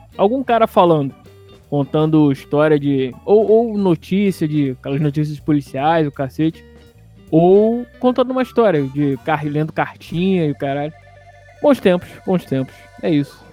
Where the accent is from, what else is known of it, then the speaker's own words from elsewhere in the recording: Rio de Janeiro, Brazil; morando ali na rua Cônego Tobias, perto da Ilhas da Cruz a saudosa Dias da Cruz